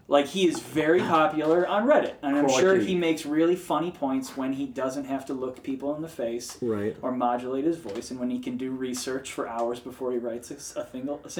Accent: United States; I'm American as shit.

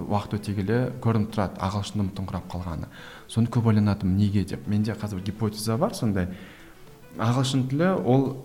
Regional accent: Kazakhstan; өзім орыс тілді орыс тілі басымырақ өлкеде туып өскеннен кейін кішкентай кезден

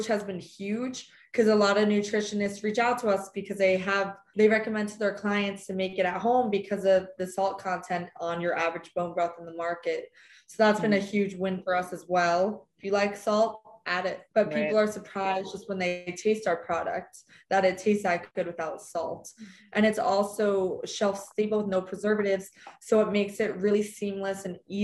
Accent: New Jersey, United States; growing up in New Jersey, middle school

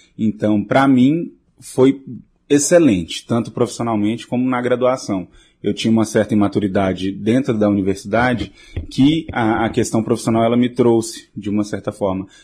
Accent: interior of Tocantins state, Brazil; moved away; eu que vim do interior do estado do Tocantins, de uma cidade de 4 mil habitantes

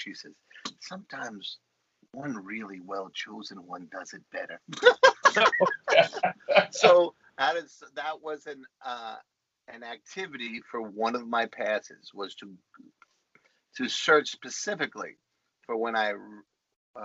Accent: New York City, New York, United States; accent: Bronx; my Bronx accent

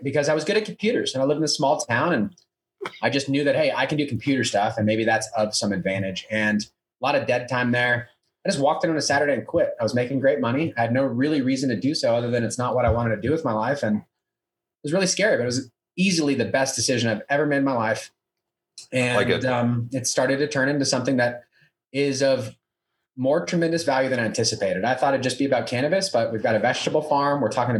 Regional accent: California, United States; when I moved to Colorado, I was from California, and I really started to grow a lot more.

